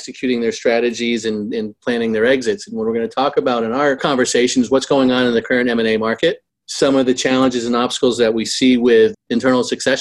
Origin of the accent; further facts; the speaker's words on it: Boston, Massachusetts, United States; I'm from the Boston area